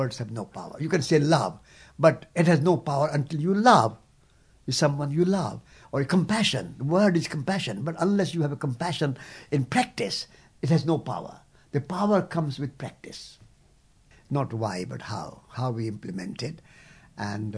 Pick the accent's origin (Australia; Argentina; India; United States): India; as an Indian